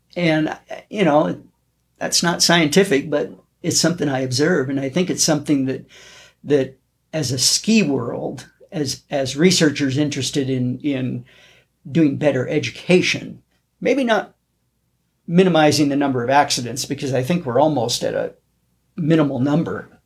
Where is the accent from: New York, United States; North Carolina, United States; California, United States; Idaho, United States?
Idaho, United States; North; now in Bozeman, United States; I grew up in North Idaho